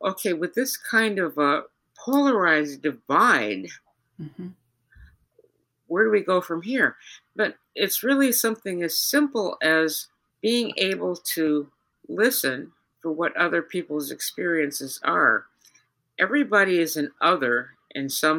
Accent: United States; accent: Yankee; also born or lived in Georgia (implied South); now in Minnesota, United States; my Yankee accent

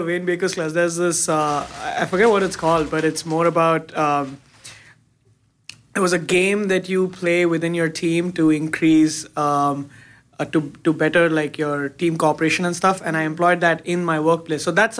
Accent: India; now in United States; I moved from India. I moved here. I moved in 2011. I just wanted some change.

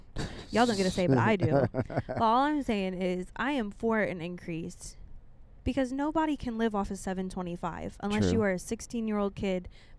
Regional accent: the middle of the U.S., Midwest, United States; moved away; also born or lived in Texas; coming from, you know, the middle of the U.S.

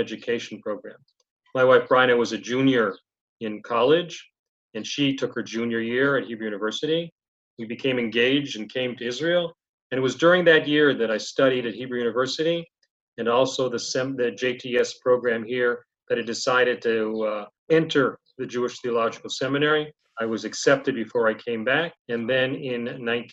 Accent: Toronto, Ontario, Canada; I was born in Toronto, Canada

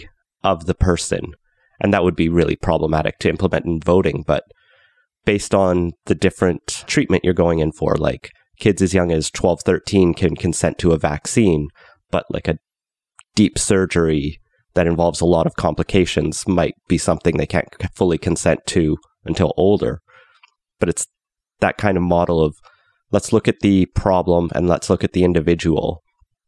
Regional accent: Alberta, Canada; now in British Columbia, Canada; I grew up in Alberta where, like, the standard age for everything is 18

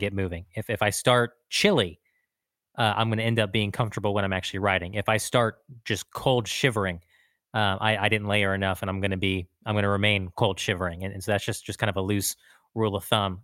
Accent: Texas, United States; as a Texan

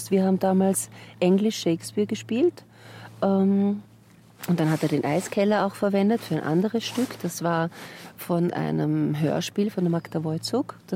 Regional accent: New South Wales, Australia; born there; moved away; Ich bin in den Blue Mountains geboren

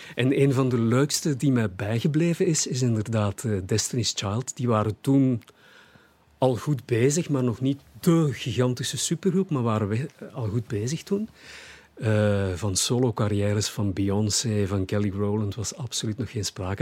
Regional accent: Hasselt, Flanders, Belgium; Hasselt is, is, mijn, is mijn geboortestad. Ik ben geboren en eh, getogen Hasselaar.

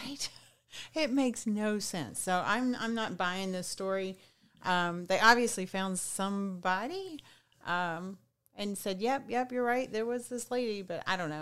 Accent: Southwest Arkansas, United States; where I grew up in Southwest Arkansas

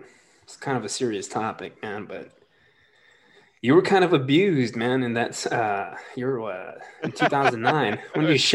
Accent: Artesia, New Mexico, United States; moved away; also born or lived in Texas; I was born in Texas and then grew up in Artesian, New Mexico.

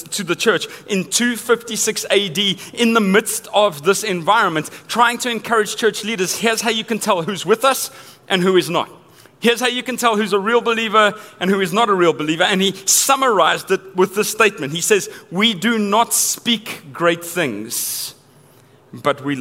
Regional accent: Johannesburg, Gauteng, South Africa; I grew up in Johannesburg, South Africa.

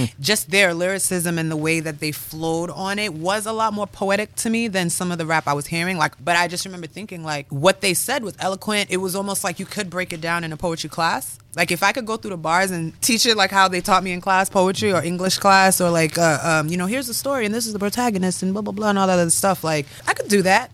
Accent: Milton, United States; moved away as an adult; also born or lived in Harrisburg, Pennsylvania; I grew up in Milton

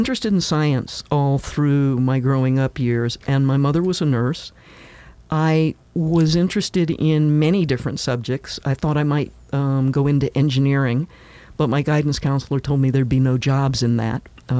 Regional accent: Tennessee, United States; also born or lived in Kansas; Well, I was born in Kansas, and my parents were military, so we moved around quite a bit. But after a divorce, we ended up in Tennessee.

